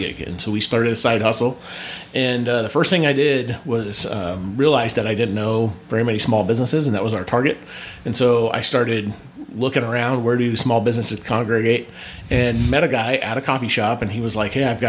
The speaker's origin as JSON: {"language": "English", "town": "Philipsburg", "region": "Montana", "country": "United States", "tie": "born or raised there", "also_born_or_lived": "Georgia / Tennessee / Boston / Alabama", "moved": "yes", "lives_now": "Idaho, United States", "said": "I'm originally from Montana."}